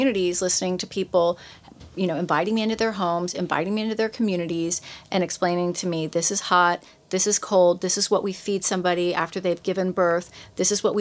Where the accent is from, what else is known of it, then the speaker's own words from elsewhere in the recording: Honduras; moved away; also born or lived in Mexico; I was not born in the United States. I was born in Central America. I was born in Honduras.